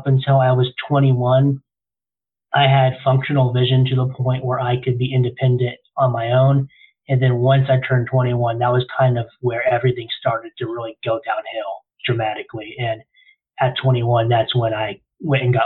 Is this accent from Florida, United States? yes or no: yes; Florida, United States; I was born and raised in Florida